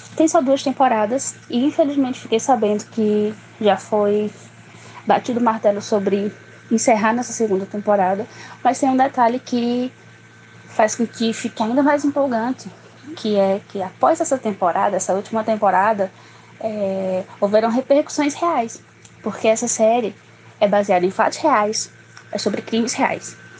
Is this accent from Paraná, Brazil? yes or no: no; Barbalha, Ceará, Brazil; sou de Barbalha, na região do Cariri cearense.